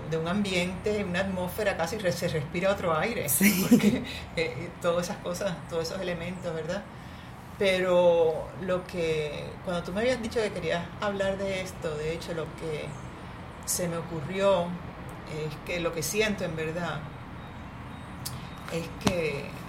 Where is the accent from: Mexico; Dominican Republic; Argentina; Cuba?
Cuba; also born or lived in Boston, United States; now in Puerto Rico; yo no era ciudadana americana. Yo nací en Cuba, no era ciudadana